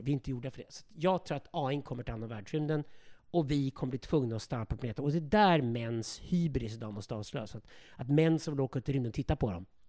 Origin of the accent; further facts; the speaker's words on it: Sweden; vi godtrogna, naiva svenskar